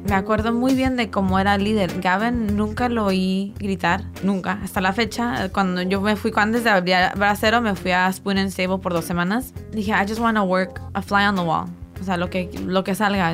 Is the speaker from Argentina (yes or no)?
no; Tijuana, Baja California, Mexico; moved away; also born or lived in San Diego / Guadalajara; Nací en San Diego, crecí en Tijuana, entre Tijuana y Guadalajara fue la mayoría de mi infancia hasta mi adolescencia